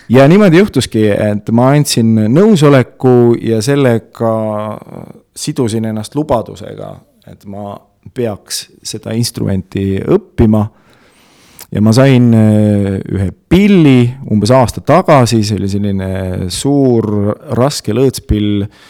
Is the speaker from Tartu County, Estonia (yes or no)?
yes; Tartu, Tartu County, Estonia; also born or lived in Otepää; ma olen äh, selline põline Tartu poiss olnud, ma olen mm. Tartus äh, sündinud, kasvanud